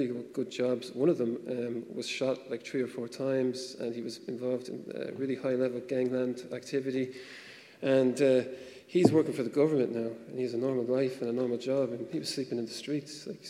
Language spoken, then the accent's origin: English; Ireland; coming from Catholic Ireland